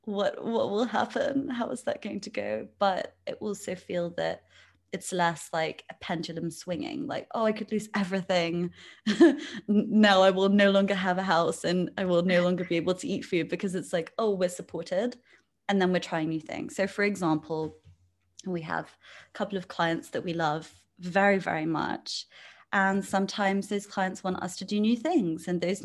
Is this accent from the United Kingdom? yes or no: yes; England, United Kingdom; also born or lived in India / France / Luxembourg / Spain; So I was born in England. When I was six, I moved to India. Then when I was 10, I moved to France. Then I came back to England when I was 14. Then I moved cities to go to university.